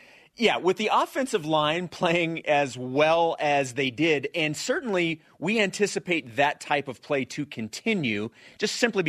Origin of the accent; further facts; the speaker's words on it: Kansas City, United States; moved away; as a fellow Kansas City native and Chiefs fan